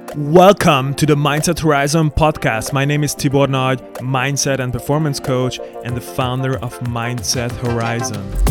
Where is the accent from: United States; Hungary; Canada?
Hungary; now in Germany; I moved out to Germany. I was born in Hungary.